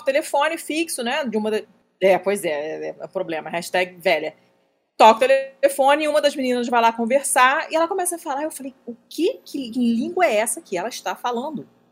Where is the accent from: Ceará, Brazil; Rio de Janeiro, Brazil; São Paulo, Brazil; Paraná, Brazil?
Rio de Janeiro, Brazil; moved away as an adult; eu sou carioca, fiquei no Rio até os 24 anos